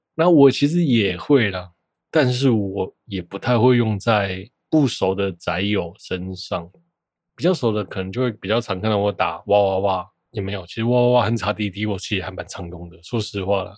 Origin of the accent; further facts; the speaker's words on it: Taiwan; 我是台湾人